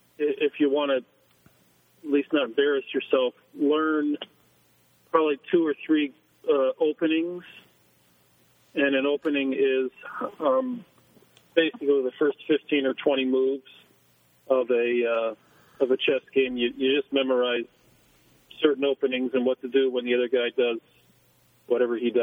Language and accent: English; Stow, Ohio, United States; moved away as an adult; also born or lived in China; Grew up in Stowe, Ohio